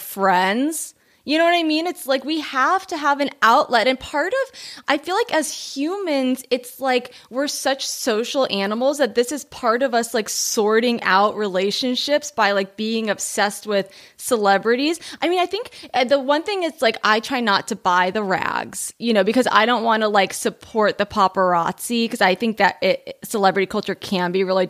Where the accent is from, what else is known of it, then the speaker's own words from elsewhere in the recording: Long Beach, California, United States; also born or lived in Los Alamitos; I grew up in Long Beach, but then I went to school in Los Alamitos